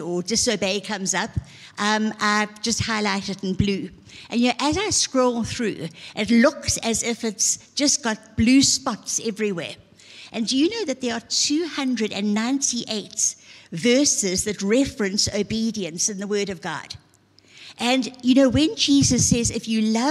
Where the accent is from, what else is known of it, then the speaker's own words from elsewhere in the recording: Zululand, KwaZulu-Natal, South Africa; I was from Zululand